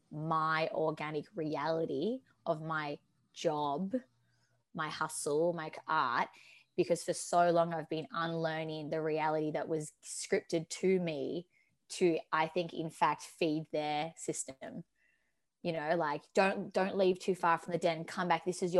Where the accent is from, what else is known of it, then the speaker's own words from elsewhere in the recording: Australia; also born or lived in Torquay, Victoria; I am a human being labelled as Australian, living in Torquay, Victoria